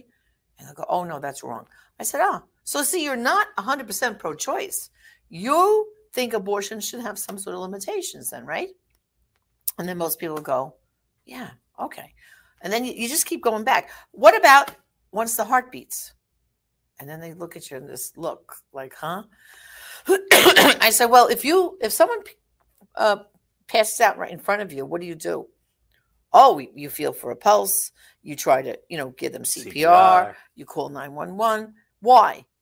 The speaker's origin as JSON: {"language": "English", "town": "New York City", "region": "New York", "country": "United States", "said": "I'm from Brooklyn"}